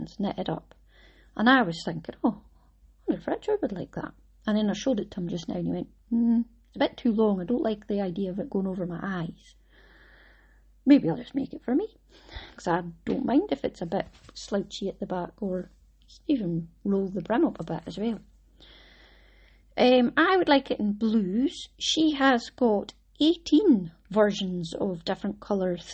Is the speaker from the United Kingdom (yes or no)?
yes; Scotland, United Kingdom; I'm Scottish